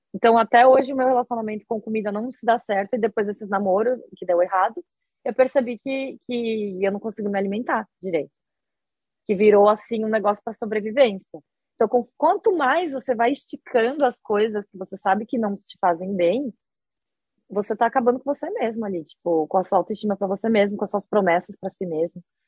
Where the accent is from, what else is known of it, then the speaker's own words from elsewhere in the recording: Brazil; moved away as an adult; also born or lived in Osaka, Japan; now in Japan; eu sou brasileira